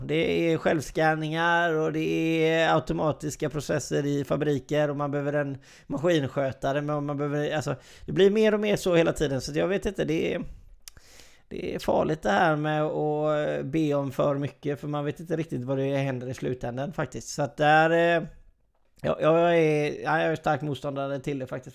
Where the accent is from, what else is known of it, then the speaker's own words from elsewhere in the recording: Sweden; vi är svenskar